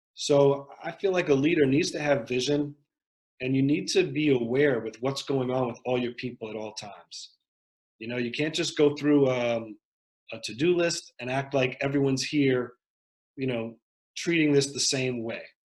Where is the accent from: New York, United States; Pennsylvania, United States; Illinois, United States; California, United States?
New York, United States; Westchester County; also born or lived in South Bronx, New York; I grew up in Westchester County, which is a nice part of New York